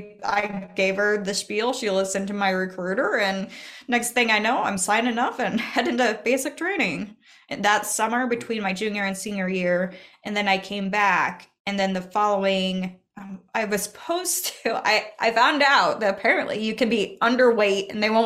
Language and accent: English; Oxford, Nebraska, United States; born or raised there